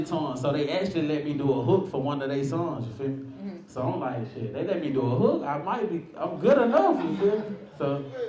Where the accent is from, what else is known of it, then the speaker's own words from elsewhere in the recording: East Point, Georgia, United States; Yeah, I'm from the South Side.